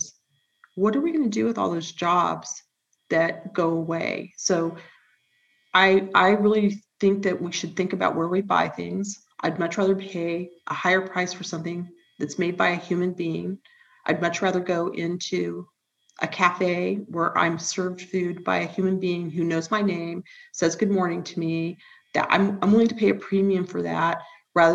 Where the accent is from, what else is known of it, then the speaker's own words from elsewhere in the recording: Huntington Beach, California, United States; I grew up in Huntington Beach